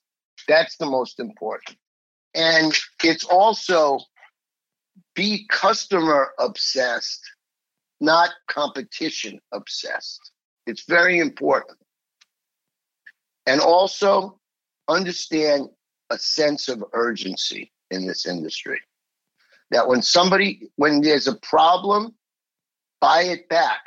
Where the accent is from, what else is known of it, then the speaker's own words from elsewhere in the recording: New York City, New York, United States; I grew up in New York.